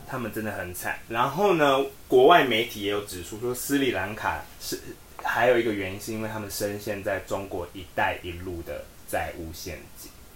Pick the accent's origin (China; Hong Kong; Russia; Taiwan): Taiwan; 我们台湾人